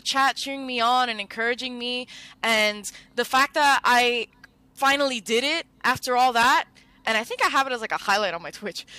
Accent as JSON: {"language": "English", "town": "Miami", "region": "Florida", "country": "United States", "tie": "born or raised there", "said": "I grew up in Miami"}